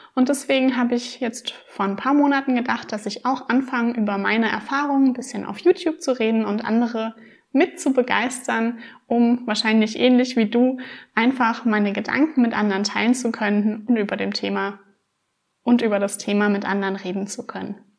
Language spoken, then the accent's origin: German; Rhineland-Palatinate, Germany; ich bin 26 Jahre alt und ich komme aus Rheinland-Pfalz